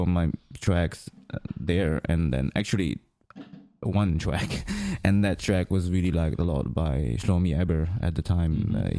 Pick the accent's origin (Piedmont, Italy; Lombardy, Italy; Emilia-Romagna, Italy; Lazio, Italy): Lombardy, Italy; Milan; English is a second language; also born or lived in Greece; Well, I was born in Greece, and then suddenly after 4 years and a half, I moved to Italy, and then I grew up there in Milano.